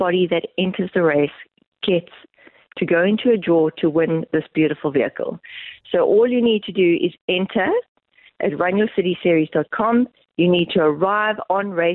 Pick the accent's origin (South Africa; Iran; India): South Africa; Eastern Cape; moved away; I'm originally from the Eastern Cape